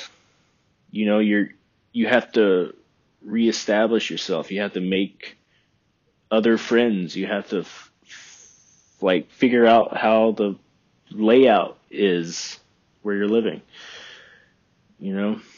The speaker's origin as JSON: {"language": "English", "region": "Texas Hill Country", "country": "United States", "tie": "born or raised there", "moved": "as an adult", "lives_now": "Oregon, United States", "said": "I love where I'm from. You know, the Hill Country"}